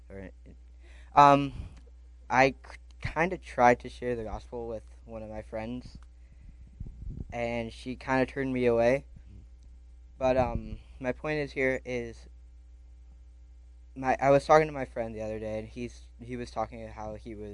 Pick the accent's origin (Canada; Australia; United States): United States; Indiana; also born or lived in Chicago, Illinois; This is my first year here, and I think this is really cool what you guys are doing. Uh, I come from Indiana, and a little over a year ago, I moved from Chicago, Illinois.